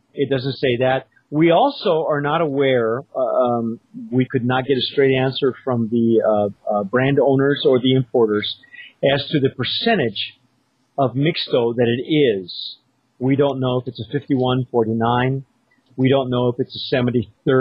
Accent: Los Angeles, California, United States; now in New Mexico, United States; I grew up in Los Angeles

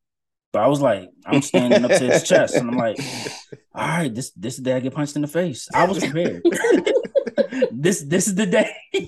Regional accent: Washington, District of Columbia, United States; I said I was from the D.C. area. Mm. I lived five minutes outside the city.

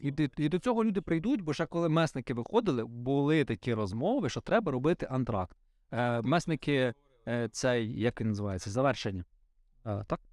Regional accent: Vinnytsia Oblast, Ukraine; Я в селі виріс в Вінницькій області

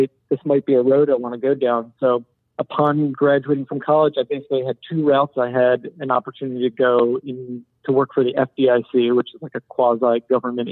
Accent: Philadelphia, Pennsylvania, United States; also born or lived in Boston; I'm from Philadelphia area, suburbs of Philly

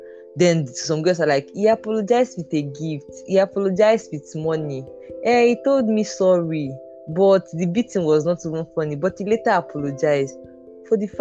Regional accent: Delta, Nigeria; now in Port Harcourt, Nigeria; I'm from Delta State

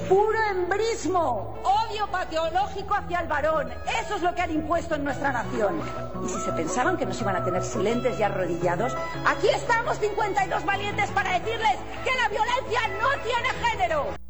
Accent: Spain; como española

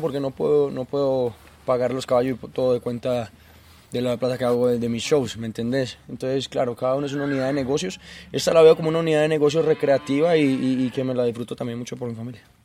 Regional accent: Colombia; todos en Colombia somos muy futbolistas

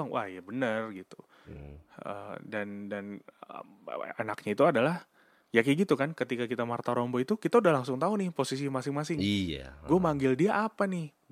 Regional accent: Jakarta, Indonesia; born or raised there

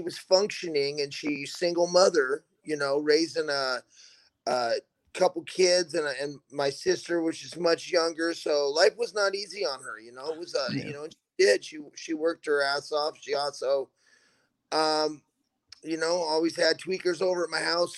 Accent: Mount Hood, Oregon, United States; also born or lived in Portland, Oregon; I grew up on Mount Hood up until about seventh grade

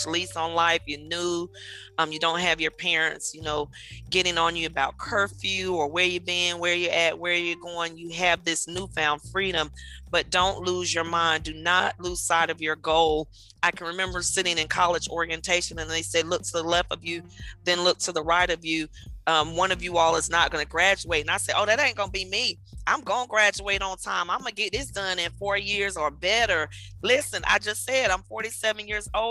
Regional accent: Raleigh, North Carolina, United States; also born or lived in Wilmington, North Carolina; now in Charlotte, United States; I am originally from Raleigh, but raised between Raleigh and Wilmington, North Carolina. I came to Charlotte in late 2005.

